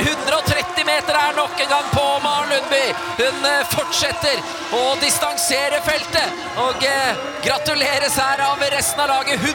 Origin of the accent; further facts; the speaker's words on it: Gjøvik, Innlandet, Norway; jeg er jo fra Gjøvik